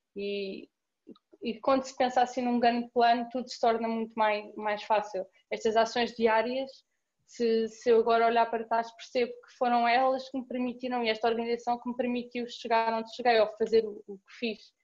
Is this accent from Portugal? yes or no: yes; Cascais, Lisbon, Portugal; Sou de Cascais, como disseste, tenho 21 anos